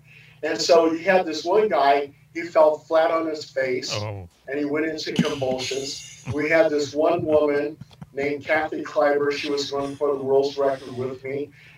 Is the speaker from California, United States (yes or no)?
yes; California, United States; So we lived all over California.